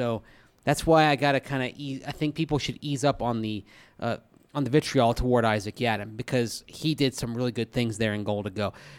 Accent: Sierra Vista, Arizona, United States; It's pronounced Fort Huachuca, gents. I grew up in Sierra Vista right down the road.

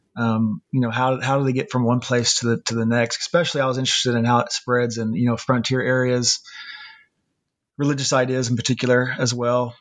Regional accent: Ozark, Arkansas, United States; also born or lived in Fayetteville, Arkansas / Helsinki, Finland; I was born and raised in Ozark, Arkansas

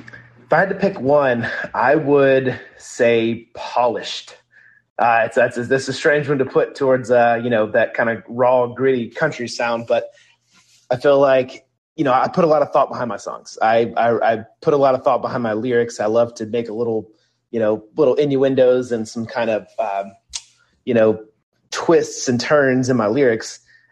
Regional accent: the South, United States; So I grew up in the South.

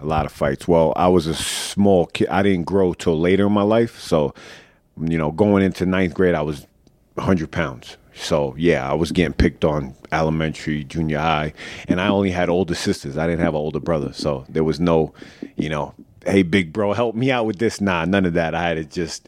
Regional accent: Oceanside, New York, United States; also born or lived in Freeport; I grew up in Oceanside when I was young

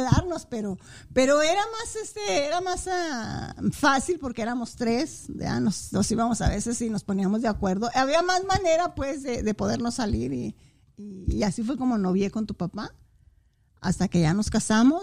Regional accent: Saucillo, Chihuahua, Mexico; moved away as an adult; also born or lived in Ciudad Juárez; Municipio de Saucillo, así es, ahí nací, ahí crecí, ahí, ahí me formé y, y ahí fui a la escuela

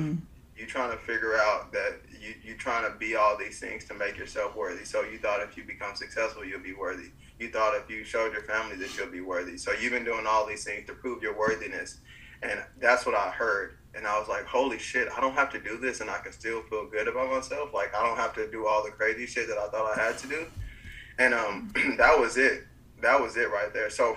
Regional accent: Bryan, United States; moved away as an adult; also born or lived in Florida; I was living in my hometown of Bryan

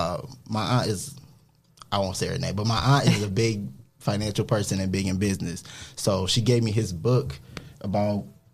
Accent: Toledo, Ohio, United States; I was born and raised here.

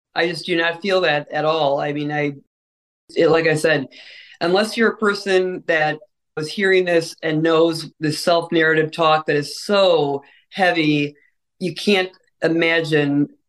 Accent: Ireland; I'm an Irish person, so I couldn't be more stereotypical drinker, potato eater, all of the above.

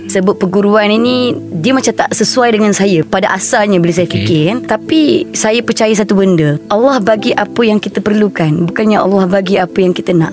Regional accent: Terengganu, Malaysia; Saya terbang lah dari Terengganu, kampung saya kat Terengganu

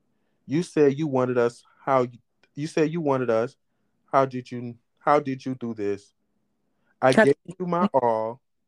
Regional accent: Opa-locka, Florida, United States; moved away as an adult; now in Duluth, United States; I'm from Opa-locka. I lived in the bricks.

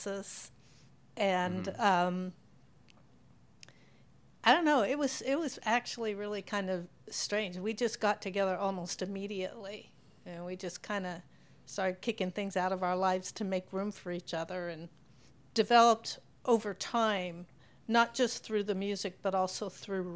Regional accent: Pacific Northwest, United States; moved away; I was from the West Coast, Pacific Northwest

